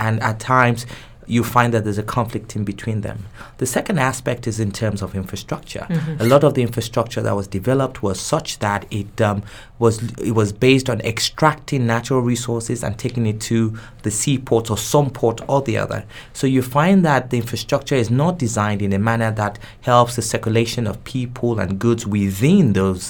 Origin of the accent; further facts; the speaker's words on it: Nigeria; first language Yoruba; English is a second language; so my normal language of communication is in English, even though I have my mother tongue, which is Yoruba.